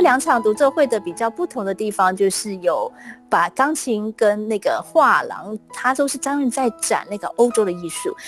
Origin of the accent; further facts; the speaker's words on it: Kaohsiung, Taiwan; moved away; also born or lived in United Kingdom; 我在来自高雄啊，然后是这是一个有海洋的城市真的。